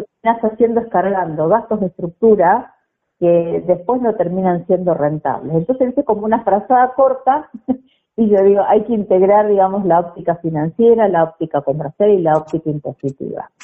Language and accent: Spanish; Bigand, Santa Fe, Argentina; nací en Digán, provincia de Santa Fe, un, pueblo que nació con el espíritu del grito de Alcorta